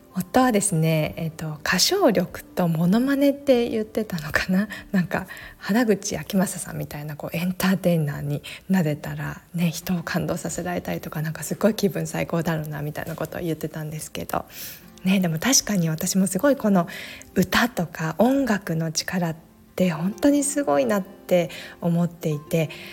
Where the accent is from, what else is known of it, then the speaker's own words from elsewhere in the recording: Japan; also born or lived in Alaska, United States; アラスカで生まれてすぐ半年で日本に戻ってきてそこからずっと日本で育った